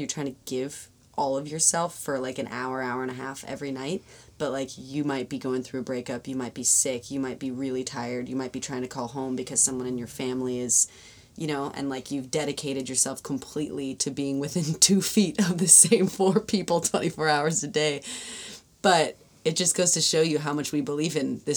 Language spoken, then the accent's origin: English; Los Angeles, California, United States; I'm from L.A.